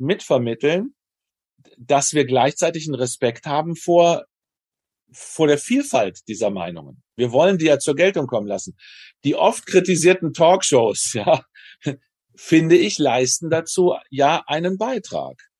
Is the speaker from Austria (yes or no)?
no; Germany; moved away; also born or lived in United States; als Deutsche